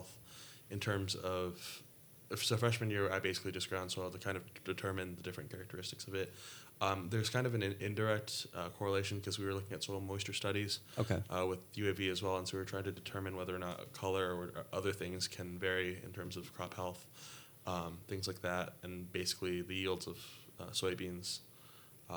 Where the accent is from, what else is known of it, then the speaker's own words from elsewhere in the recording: Potomac, Maryland, United States; moved away; I'm originally from Potomac, Maryland, which is a suburb of Washington, D.C.